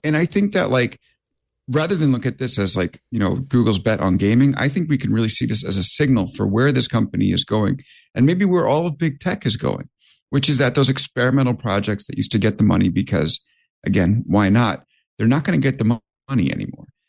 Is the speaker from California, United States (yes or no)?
no; New York, United States; I'm a New Yorker